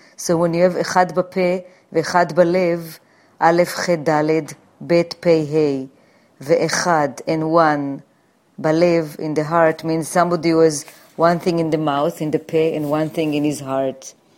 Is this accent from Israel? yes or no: yes; Jerusalem, Jerusalem District, Israel; now in New York, United States; I was born in Jerusalem, and when I moved to New York